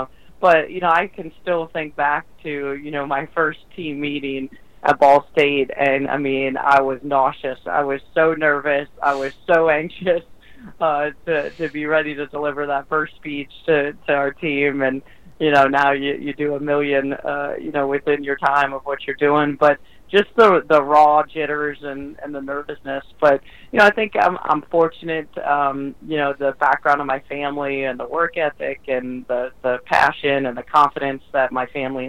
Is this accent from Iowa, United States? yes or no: yes; Iowa, United States; You know, when you talk about growing up there